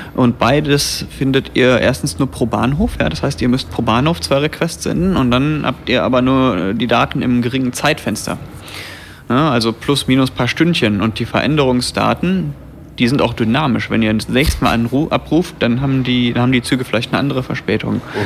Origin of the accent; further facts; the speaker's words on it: near Bonn, North Rhine-Westphalia, Germany; Ich komme nämlich aus der Nähe von Bonn